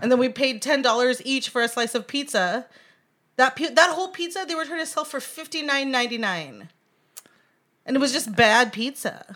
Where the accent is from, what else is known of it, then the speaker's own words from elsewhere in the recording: Anchorage, Alaska, United States; now in Los Angeles, United States; Born and raised in Anchorage, Alaska, currently trying not to melt in Los Angeles